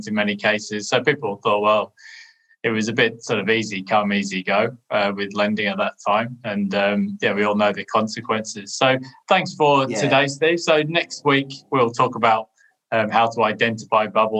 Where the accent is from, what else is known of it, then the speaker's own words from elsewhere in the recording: United Kingdom; as a Brit